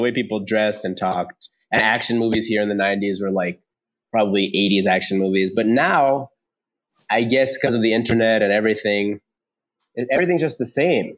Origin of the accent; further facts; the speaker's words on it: United States; moved away as an adult; now in Pune, India; I am uh, like half Indian. I'm Indian American